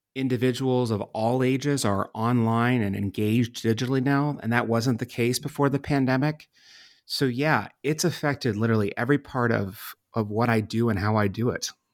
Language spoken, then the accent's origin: English; Pittsburgh, Pennsylvania, United States; moved away as an adult; also born or lived in Washington, D.C.; my home city of Pittsburgh, Pennsylvania, and my adopted city of Washington, D.C.